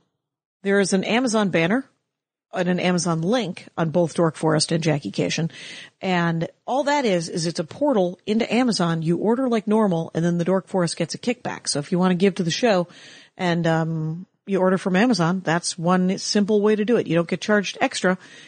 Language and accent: English; Milwaukee, Wisconsin, United States; I grew up outside of Milwaukee, sure.